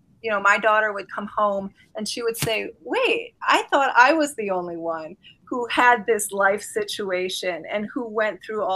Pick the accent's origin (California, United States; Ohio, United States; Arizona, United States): Ohio, United States; Sylvania; I grew up in Sylvania. This is a bubble